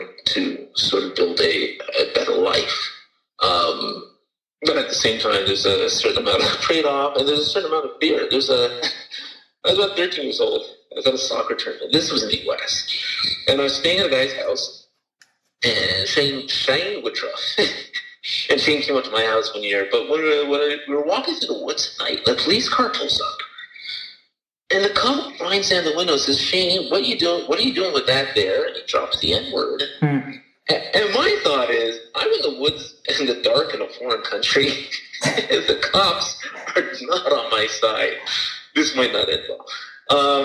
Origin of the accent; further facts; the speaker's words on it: Toronto, Ontario, Canada; I was born in Toronto in 1900